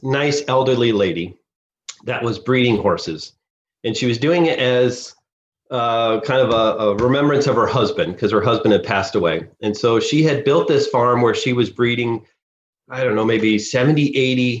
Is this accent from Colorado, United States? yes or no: yes; Rocky Mountain National Park, Colorado, United States; growing up around Rocky Mountain National Park